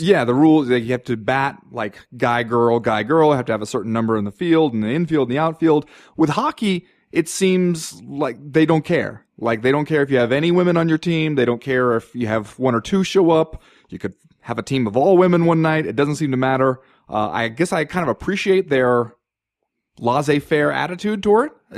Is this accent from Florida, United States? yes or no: no; Southern California, United States; moved away; I grew up in Southern California where you had to drive like thirty minutes to find an ice rink